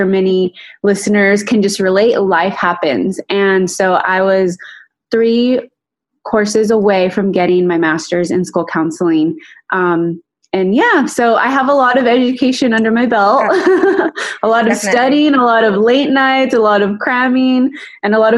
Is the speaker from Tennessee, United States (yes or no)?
no; Rancho Cucamonga, California, United States; also born or lived in West Covina, California / Pomona, California; I pretty much grew up there, went to elementary, junior high, and high school in Altaloma, California